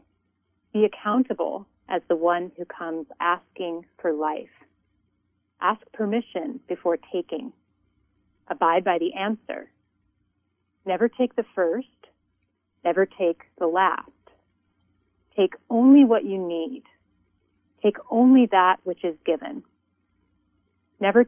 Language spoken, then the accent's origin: English; Montana, United States; now in Santa Barbara, United States; a white woman from a settler background, born and raised in Montana